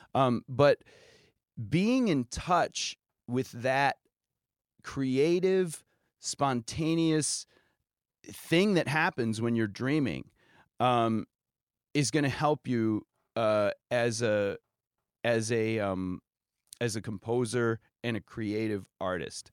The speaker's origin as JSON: {"language": "English", "town": "Norwalk", "region": "Ohio", "country": "United States", "tie": "born or raised there", "moved": "yes", "lives_now": "New York, United States", "said": "my hometown of Norwalk, Ohio"}